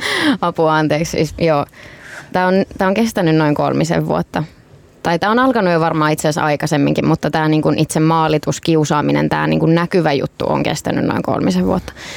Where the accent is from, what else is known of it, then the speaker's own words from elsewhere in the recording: Tampere, Pirkanmaa, Finland; Tampereelta, mistä mä oon itsekin kotoisin.